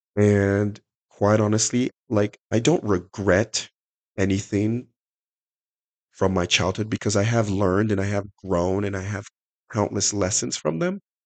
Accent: Salt Lake City, Utah, United States; also born or lived in Nigeria; I was uh, born in Nigeria. I was raised around Salt Lake.

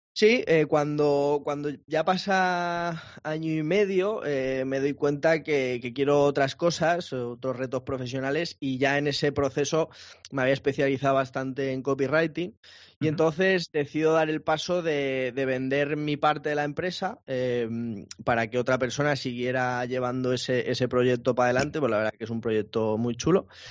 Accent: Madrid, Community of Madrid, Spain; moved away as an adult; now in Málaga, Spain; yo soy de Madrid, soy de Madrid, pero, pero he cambiado, he cambiado un clima más cálido

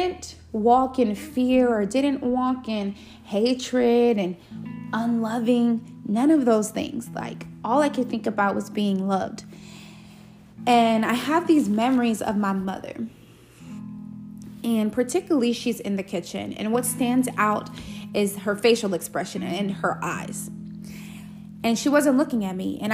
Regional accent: Los Angeles, California, United States; when I was a young girl, I grew up in Los Angeles, California.

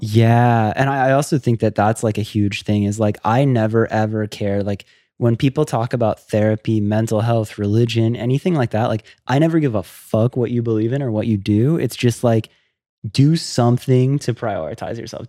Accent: Florida, United States; I grew up in Florida

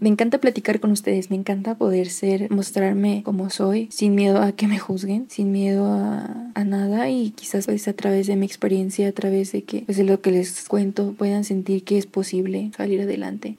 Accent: Toluca, State of Mexico, Mexico; soy del Estado de México, en específico de Toluca.

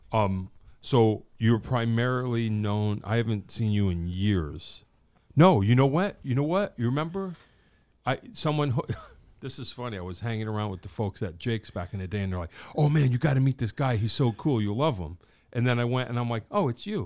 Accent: Wallingford, Connecticut, United States; we're from Wallingford.

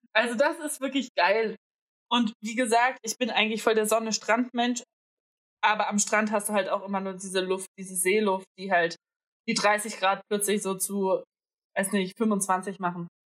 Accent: Greece; now in Berlin, Germany; ich bin Griechin

